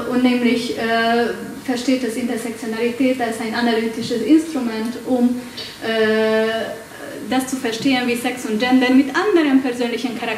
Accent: Hungary; German is a second language; Ich komme aus Ungarn, äh, also werdet ihr mit meinem Akzent und mit meinen grammatikalischen Fehlern leben müssen.

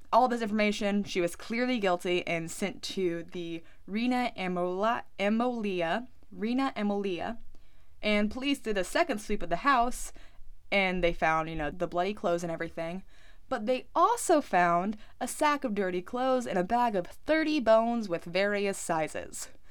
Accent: United States; I'm American

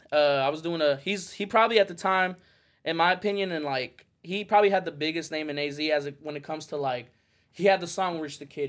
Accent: Phoenix, Arizona, United States; moved away as an adult; also born or lived in Las Vegas, Nevada; I moved away from Phoenix and I moved to Vegas

